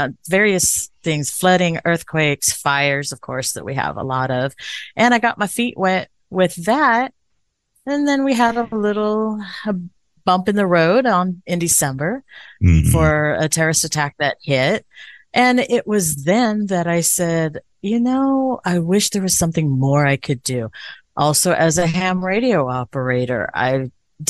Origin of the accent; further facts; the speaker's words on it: Indio, California, United States; also born or lived in Running Springs, California; I was born and raised in Indio, so not too far, just a stone throw over the mountainside